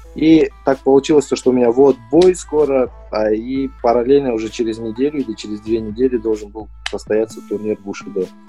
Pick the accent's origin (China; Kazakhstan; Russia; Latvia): Kazakhstan; мы, казахи, казахстанцы